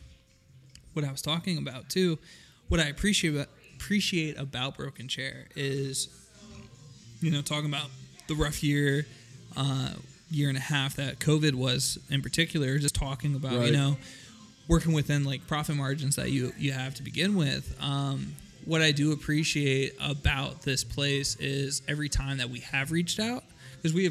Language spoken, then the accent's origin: English; Reading, Pennsylvania, United States; We're from Reading. So we definitely love our Reading breweries